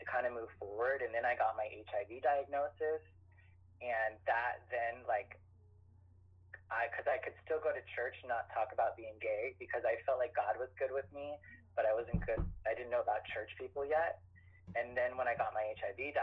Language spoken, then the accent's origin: English; Idaho, United States; moved away as an adult; also born or lived in Chicago; I grew up in Idaho